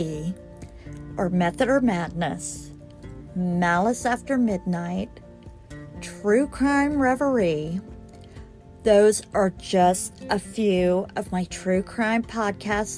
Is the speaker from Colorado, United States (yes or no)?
yes; Colorado, United States; now in Kansas, United States; I am actually from Colorado.